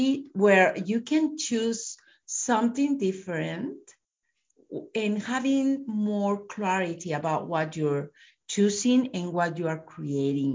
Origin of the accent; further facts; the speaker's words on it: Mexico; now in United States; I live in US, but I am from Mexico.